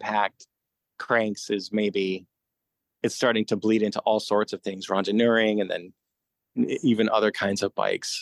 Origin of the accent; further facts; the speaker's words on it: Denver, Colorado, United States; moved away as an adult; also born or lived in Olean, New York; now in Brooklyn, United States; my family moved to Denver when I was a kid